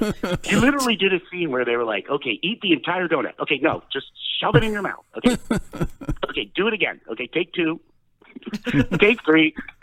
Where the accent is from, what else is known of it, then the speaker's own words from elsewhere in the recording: Westport, Connecticut, United States; because I grew up in Westport, Connecticut.